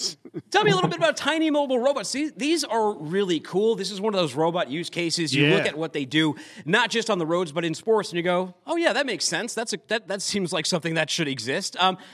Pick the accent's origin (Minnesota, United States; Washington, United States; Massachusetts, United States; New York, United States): Massachusetts, United States; Boston; now in Chattanooga, United States; I'm from Boston